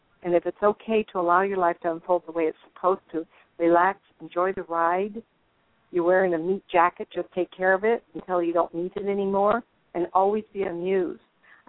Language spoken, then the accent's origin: English; Inglewood, California, United States; born there; I think it's real interesting that I was born in Inglewood. My parents lived in Hollywood.